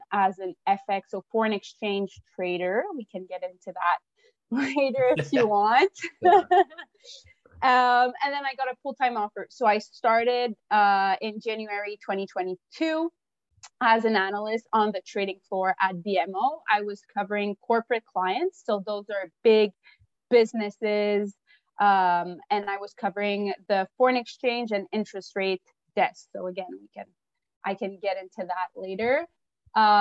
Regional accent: Montreal, Quebec, Canada; I'm a Frenchie from Montreal. I went to Brébeuf

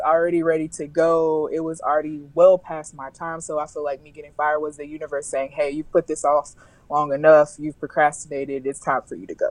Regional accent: the South, United States; I'm from the South

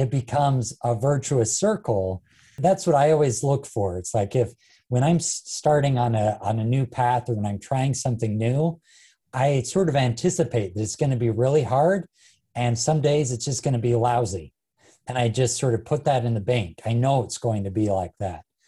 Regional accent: Ogden, Utah, United States; my hometown of Ogden

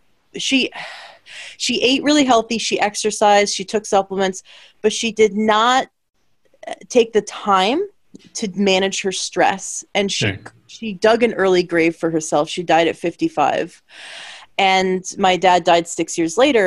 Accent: Canada; I'm from Canada

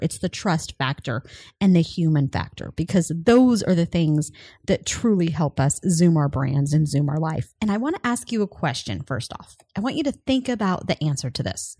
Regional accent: Colorado, United States; moved away; I'm originally from Colorado

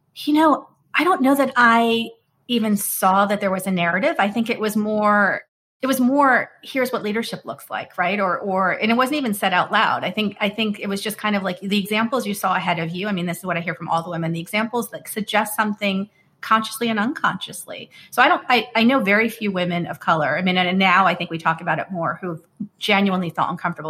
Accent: United States; when you're South Asian and growing up in the United States

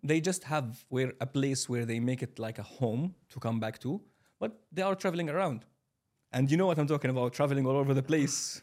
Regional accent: Kuwait City, Kuwait; moved away as an adult; also born or lived in Syria; now in Dubai, United Arab Emirates; I'm from Syria originally. I have been living my whole life in Kuwait City.

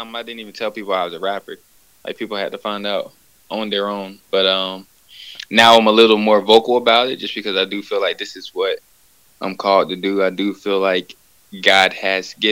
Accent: Atlanta, Georgia, United States; I'm from Atlanta, Georgia

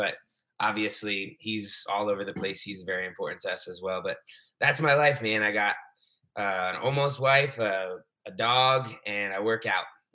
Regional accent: South Florida, United States; also born or lived in Providence, Rhode Island / Clemson, South Carolina; now in Miami, United States; We moved down to South Florida when I was 2, and I've pretty much lived here ever since.

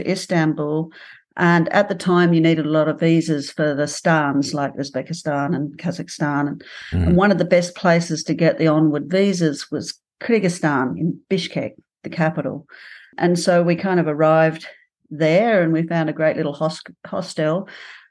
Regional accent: Outback, Australia; moved away as an adult; originally from Outback Australia

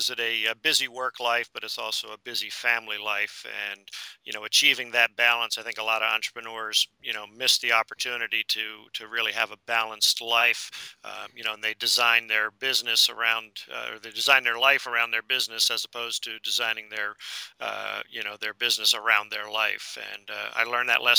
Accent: Northeast, United States; moved away as an adult; also born or lived in Florida; I grew up in the Northeast

